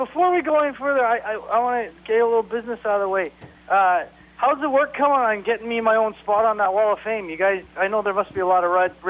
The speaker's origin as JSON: {"language": "English", "country": "Canada", "said": "Well, we are Canadian actors"}